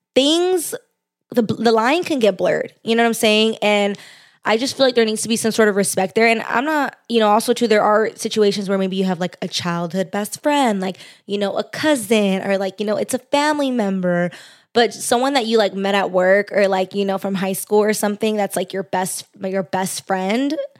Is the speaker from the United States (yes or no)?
yes; Los Angeles, California, United States; accent: valley girl; also born or lived in Orange County, California; I grew up in the Valley.